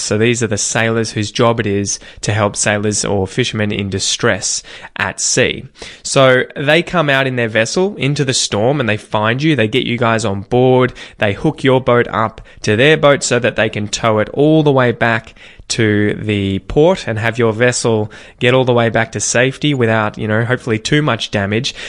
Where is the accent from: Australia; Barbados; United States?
Australia; accent: general Australian